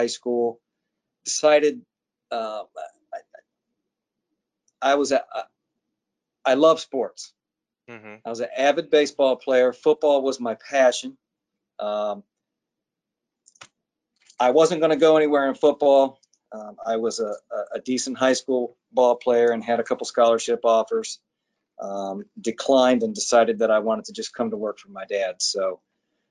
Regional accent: Cincinnati, Ohio, United States; also born or lived in Annapolis, Maryland; I grew up in Cincinnati, which is where I presently live. So I've been here my whole life.

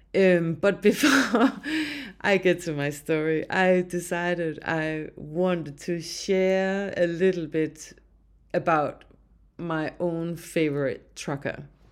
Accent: Denmark; now in Alberta, Canada; I'm from Denmark

